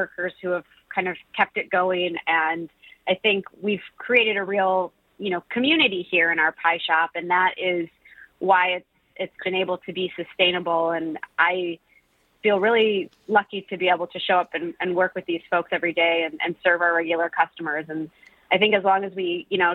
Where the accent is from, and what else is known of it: Milford, Michigan, United States; born or raised there; now in Detroit, United States